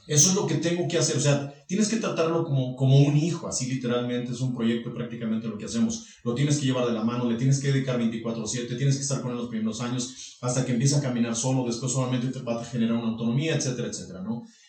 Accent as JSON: {"language": "Spanish", "town": "Rincón de Romos", "region": "Aguascalientes", "country": "Mexico", "tie": "born or raised there", "said": "yo soy originario de Rincón de Romos"}